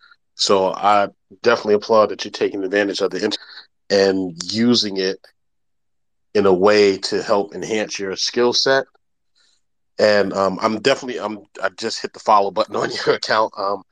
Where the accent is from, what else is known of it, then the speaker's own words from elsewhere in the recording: Yonkers, New York, United States; now in Washington, D.C. area, United States; I'm currently living in the near the DC area. So, but I'm originally from Yonkers, New York